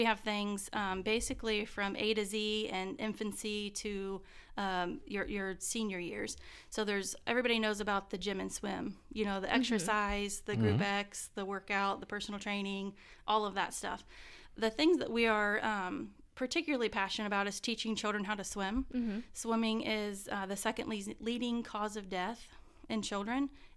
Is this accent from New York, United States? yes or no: no; Albany, Indiana, United States; also born or lived in Union City, Indiana; I grew up, the first part of life, my childhood, was in Union City, Indiana